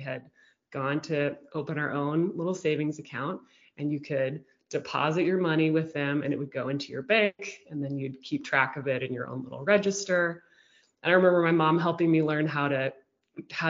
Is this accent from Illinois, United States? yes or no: no; Houston, Texas, United States; We grew up in Houston, Texas